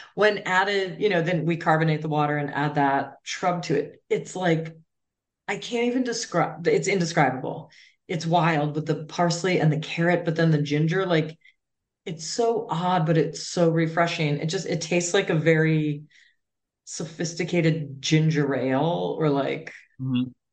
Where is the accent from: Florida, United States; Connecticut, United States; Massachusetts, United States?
Massachusetts, United States; Cape Cod; I am from Cape Cod